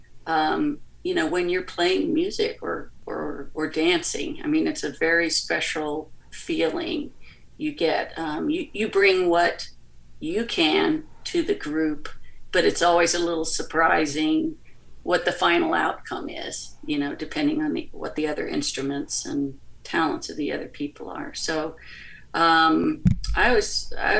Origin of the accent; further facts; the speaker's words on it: United States; moved away; also born or lived in Charlottesville, Virginia / Blacksburg, Virginia / South Bend; I was raised in the Baltimore, Washington area